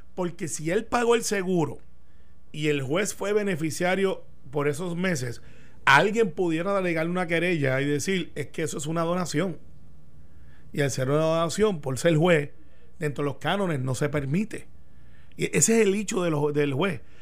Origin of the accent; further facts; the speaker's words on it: Puerto Rico; also born or lived in Daytona, Florida; yo siendo el único puertorriqueño allí, mm, también me discriminaban porque tenía acento